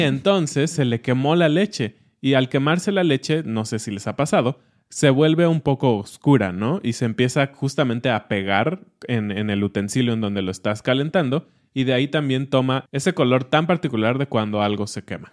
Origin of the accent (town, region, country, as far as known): Mexico